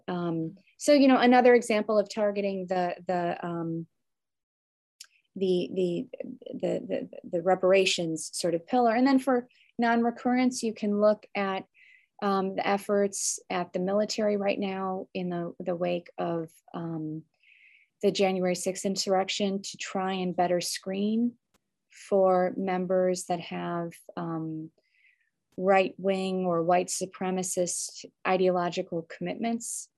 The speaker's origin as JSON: {"language": "English", "area": "suburb of Chicago", "region": "Illinois", "country": "United States", "tie": "born or raised there", "also_born_or_lived": "Evanston, Illinois", "said": "I moved from, from Evanston to a different, um, suburb of Chicago when I was young"}